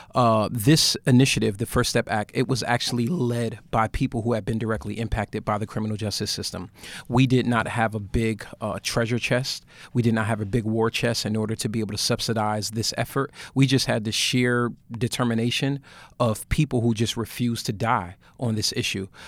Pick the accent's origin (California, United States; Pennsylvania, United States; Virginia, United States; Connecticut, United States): Connecticut, United States; Bridgeport; I'm from Bridgeport, Connecticut